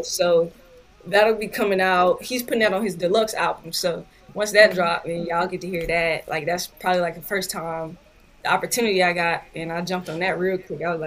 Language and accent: English; Atlanta, Georgia, United States; moved away; also born or lived in Los Angeles, California; I'm originally from Atlanta